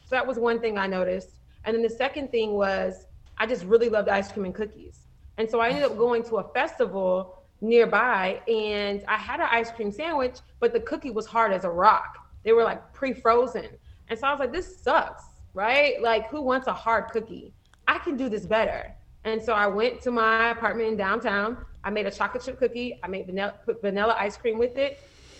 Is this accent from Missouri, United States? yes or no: yes; Missouri, United States; moved away as an adult; also born or lived in Atlanta, Georgia; now in Cleveland, United States; So I'm not originally from Cleveland. I'm originally from Missouri.